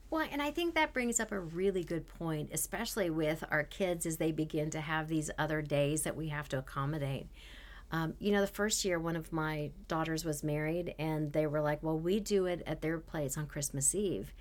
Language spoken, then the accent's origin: English; Canada; moved away; I was from Canada